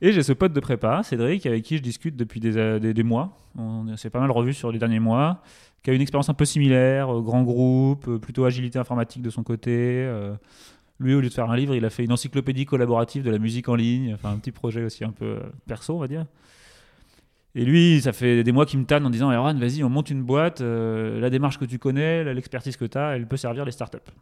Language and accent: French; Touraine, a small town near Tours, Centre-Val de Loire, France; moved away; also born or lived in Paris; j'ai grandi en Touraine, du coup, dans une petite ville à côté de Tours